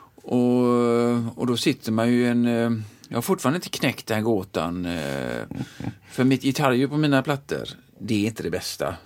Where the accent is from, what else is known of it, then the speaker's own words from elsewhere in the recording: Sweden; jag är svensk.